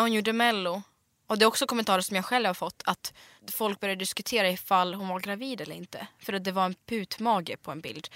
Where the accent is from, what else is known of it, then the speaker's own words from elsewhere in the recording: Smedjebacken, Dalarna County, Sweden; Swedish is a second language; moved away as an adult; also born or lived in Siberia, Russia / Gothenburg, Sweden; när jag var uppväxt i Dalarna